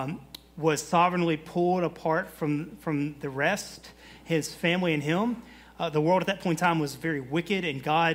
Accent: the South, United States; I am from the South

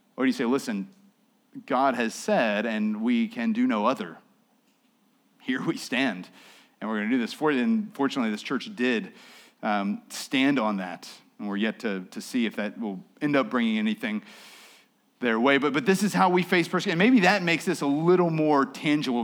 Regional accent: United States; I'm an American. We're Christians

